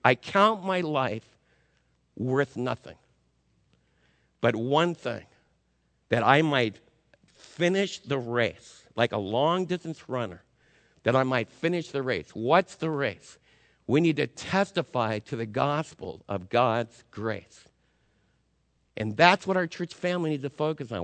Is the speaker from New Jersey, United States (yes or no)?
yes; Northern New Jersey, United States; moved away; I'm from Northern New Jersey